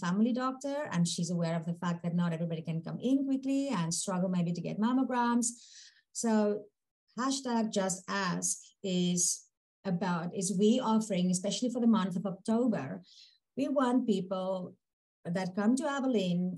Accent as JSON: {"language": "English", "country": "South Africa", "also_born_or_lived": "Manitoba, Canada / Invermere, Canada", "moved": "as an adult", "lives_now": "Prince Rupert, Canada", "said": "when I immigrated from South Africa, the first stop was Manitoba, 2.5 years, which was a little bit brutal for a South African to get used to."}